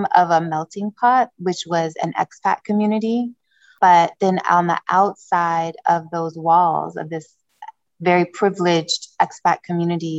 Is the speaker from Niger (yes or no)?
yes; Niger; moved away; also born or lived in Democratic Republic of the Congo / Republic of the Congo; I was born in Democratic Republic of Congo, Central Africa. And my mother, who raised me loosely, but she was my primary parent, caretaker. She raised me as a single mother in Niger, West Africa